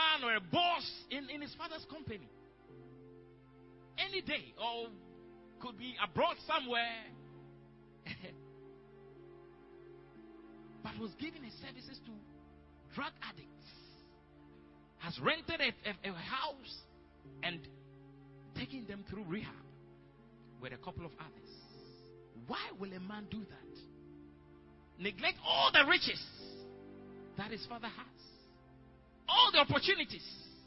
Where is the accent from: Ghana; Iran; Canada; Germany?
Ghana; Apam, Central Region; my hometown, Apam